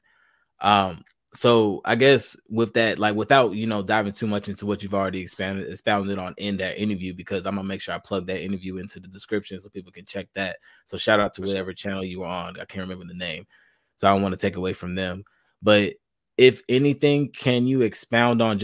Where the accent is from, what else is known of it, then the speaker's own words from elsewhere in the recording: Charlotte, North Carolina, United States; I'm from North Carolina myself. I'm Charlotte.